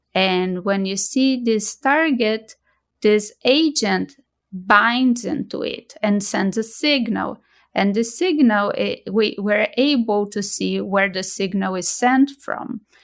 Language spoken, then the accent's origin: English; Brazil; moved away as an adult; also born or lived in Boston; now in United States; I'm originally from Brazil and, uh, I trained previously in Brazil